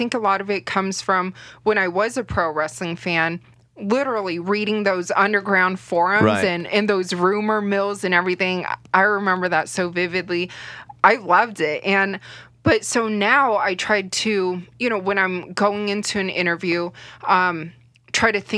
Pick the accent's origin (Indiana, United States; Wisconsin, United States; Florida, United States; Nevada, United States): Nevada, United States; Las Vegas; Born and raised in Vegas